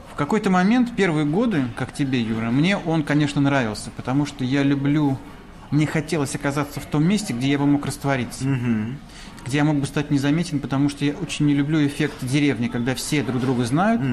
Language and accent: Russian; Mytishchi, Moscow Oblast, Russia; я вырос а, в Мытищах, в рабочем поселке